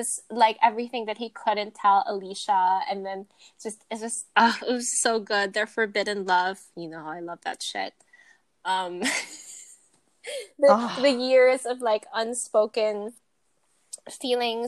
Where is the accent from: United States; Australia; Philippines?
Philippines; I'm a Filipina.